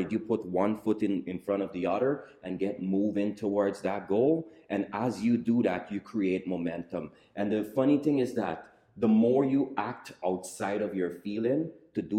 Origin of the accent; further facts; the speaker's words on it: Guyana; As a kid growing up in Guyana, like the kids in the Western society